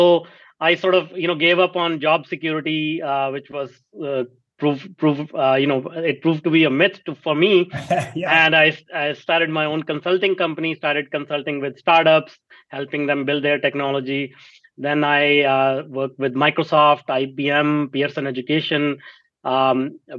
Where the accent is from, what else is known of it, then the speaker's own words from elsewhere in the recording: India; moved away as an adult; now in North America; I grew up in India, if you cannot recognize my accent, in a small town.